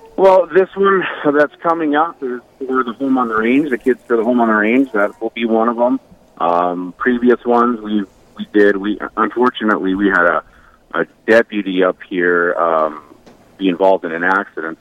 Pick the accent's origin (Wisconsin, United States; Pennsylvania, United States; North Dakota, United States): North Dakota, United States; Bismarck; now in Watford City, United States; I'm originally from Bismarck, North Dakota, um, where I guess you call my birth home church is Corpus was Corpus Christi in uh, beautiful Bismarck, North Dakota